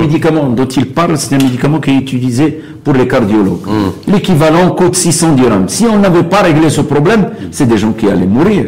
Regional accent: Beni Mellal, Béni Mellal-Khénifra, Morocco; moved away; je suis originaire de Bnimlel

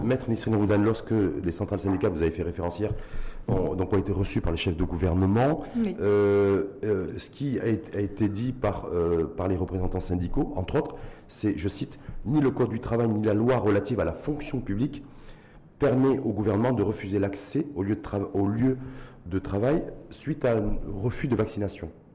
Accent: Morocco; chez nous, au Maroc

